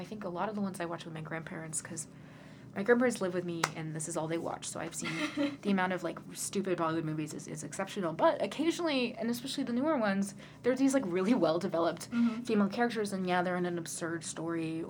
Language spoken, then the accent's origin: English; United States; as an American Indian